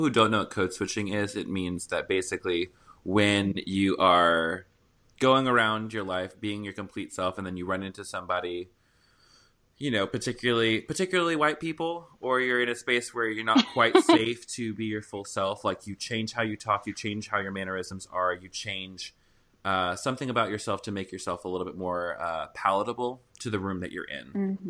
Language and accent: English; the South, United States; accent: Southern; And I'm from the South also, so I used to talk like that, people. So I'm not classist. I'm just Southern.